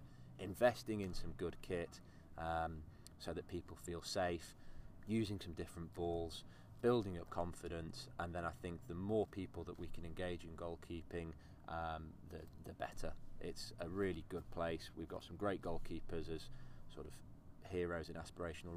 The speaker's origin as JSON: {"language": "English", "region": "Yorkshire and the Humber", "country": "United Kingdom", "tie": "born or raised there", "said": "I grew up in Yorkshire"}